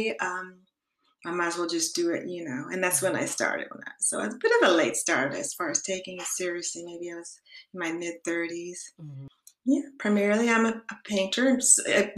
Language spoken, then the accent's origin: English; Los Angeles, California, United States; also born or lived in San Francisco Bay Area; I was born in California, in Los Angeles